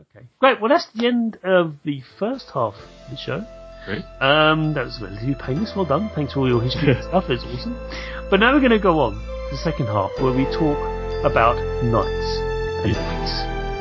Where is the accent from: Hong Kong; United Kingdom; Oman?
United Kingdom; as a British person